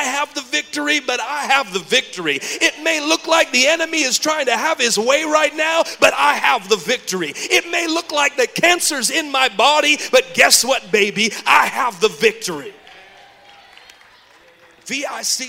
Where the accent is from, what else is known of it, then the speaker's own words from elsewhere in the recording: Oakland, California, United States; now in Georgia, United States; I'm from Oakland, California